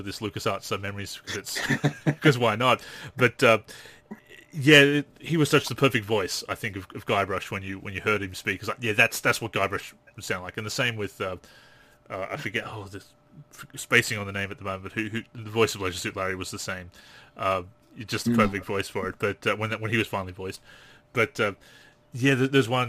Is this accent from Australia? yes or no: yes; Australia; as an Australian